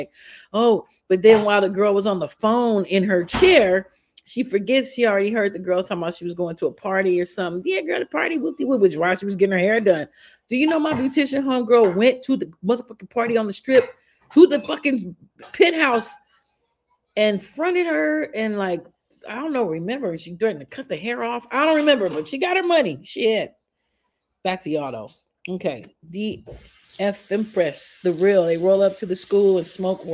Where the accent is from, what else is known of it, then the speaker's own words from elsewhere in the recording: Chicago, Illinois, United States; moved away; also born or lived in Shreveport; I'm from Chicago. I've grown up through the system